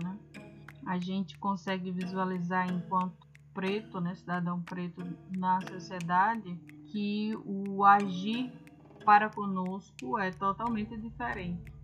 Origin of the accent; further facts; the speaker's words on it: Brazil; a gente enquanto brasileiro